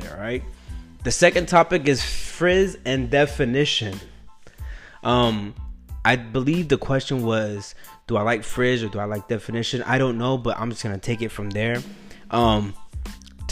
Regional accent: Killeen, Texas, United States; moved away as an adult; now in New York, United States; When I was born and raised that, I don't even think my town has Uber. I don't know. Does Killeen, Texas have Uber?

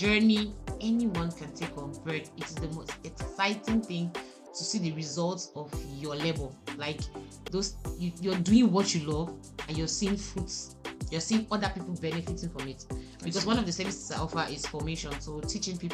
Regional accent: Buea, Southwest Region, Cameroon; I'm a Boya girl. I was born and bred in Boya

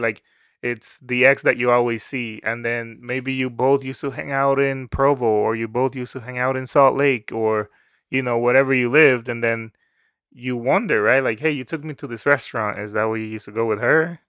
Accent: Dominican Republic; moved away; I grew up in the Dominican Republic

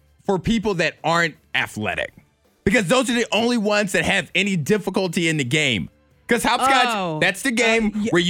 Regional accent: Chatham, Virginia, United States; I'm from Chatham.

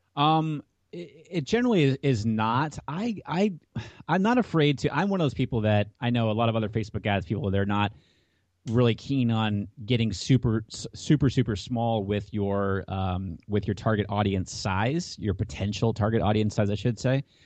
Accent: Hampton, New Hampshire, United States; I grew up in Hampton, New Hampshire.

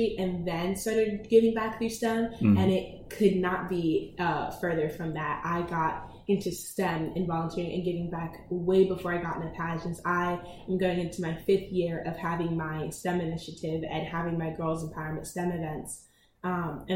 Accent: Delaware, United States; I am focusing on expanding in Delaware right now, my home state

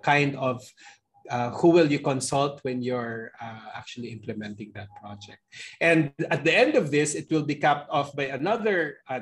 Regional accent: Philippines

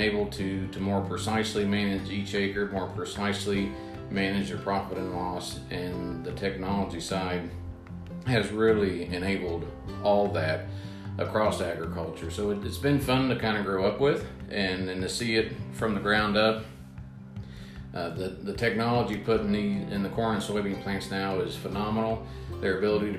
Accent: Preble County, Ohio, United States; Born and raised in Preble County, Ohio, in the west central part of the state. Still live there today

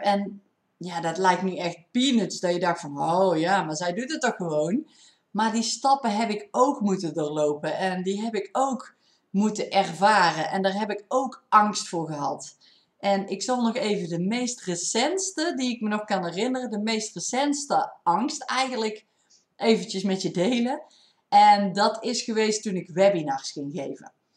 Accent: North Brabant, Netherlands; accent: Brabants; ik heb wel een Brabants accent

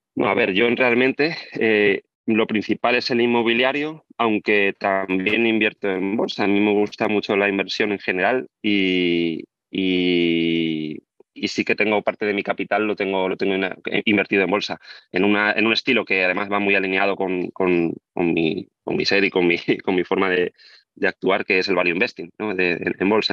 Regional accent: Albacete, Castilla-La Mancha, Spain; moved away as an adult; also born or lived in Barcelona; tengo 32 años y soy de Albacete

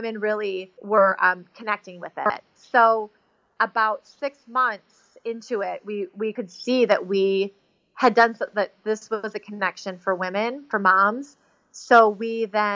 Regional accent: Chicago, Illinois, United States; I was raised in Chicago.

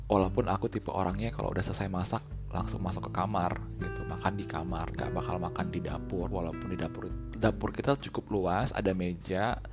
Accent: Indonesia; namanya aku orang Indo ya kalau nggak pedes kalau tidak menggoyang lidah istilahnya nggak nggak sah gitu makanannya

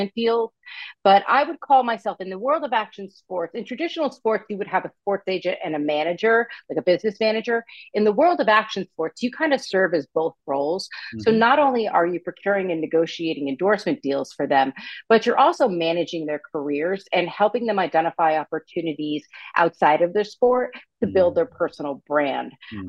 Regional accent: United States; also born or lived in Vermont; now in California, United States; I was born and raised on the East Coast, right outside New York City, to a huge Italian family

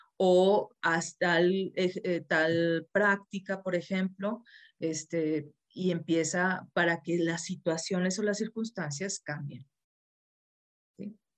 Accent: Monterrey, Nuevo León, Mexico; now in Saltillo, Mexico; yo soy de Monterrey, vivo en Saltillo.

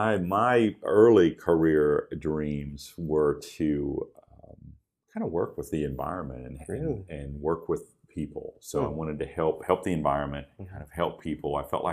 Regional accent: Dalton, Ohio, United States; moved away; from northeastern Ohio, a very small town called Dalton. It's up near the Akron-Canton area, northeastern Ohio, and I grew up there.

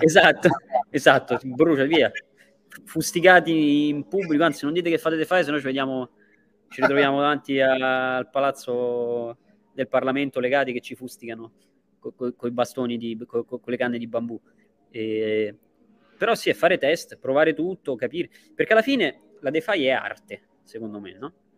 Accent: Italy; now in Dubai, United Arab Emirates; gli italiani siamo così

